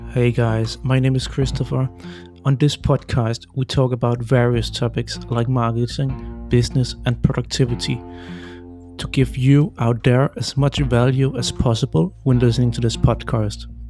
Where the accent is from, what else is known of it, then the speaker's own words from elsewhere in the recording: Denmark; I come from Denmark and I live near Copenhagen.